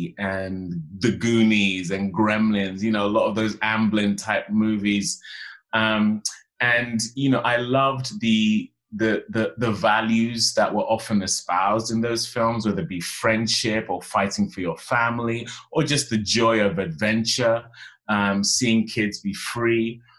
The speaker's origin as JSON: {"language": "English", "region": "Western Nigeria", "country": "Nigeria", "said": "I'm from the Yoruba tribe in Nigeria, from Western Nigeria. It's funny, actually, because my mom was Igbo and my dad Yoruba. But, you know, and being from a traditional Nigerian family, you inherit your father's tribe."}